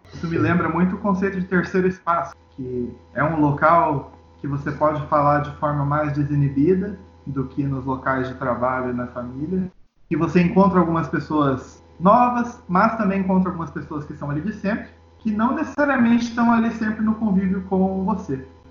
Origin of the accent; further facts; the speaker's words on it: Foz do Iguaçu, Paraná, Brazil; Na minha cidade natal aconteceu isso, em Foz do Iguaçu